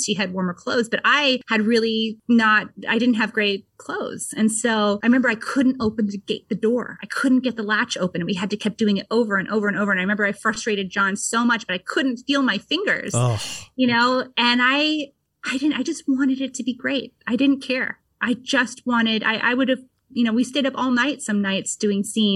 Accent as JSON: {"language": "English", "region": "Vermont", "country": "United States", "tie": "born or raised there", "said": "I grew up in Vermont and in a pretty rural"}